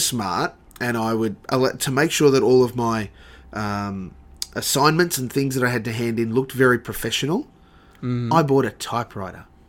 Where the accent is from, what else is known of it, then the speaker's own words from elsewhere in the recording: Sunshine Coast, Queensland, Australia; also born or lived in Brisbane; I moved down from the Sunshine Coast, uh, left the family there